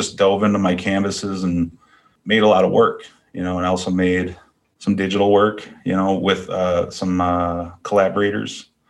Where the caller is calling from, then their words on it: Duluth, Minnesota, United States; I'm tuning in from Duluth, Minnesota.